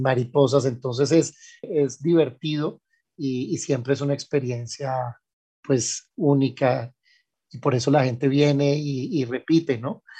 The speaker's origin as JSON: {"language": "Spanish", "country": "Colombia", "also_born_or_lived": "Germany", "said": "nosotros mismos no, no reconocemos como colombianos"}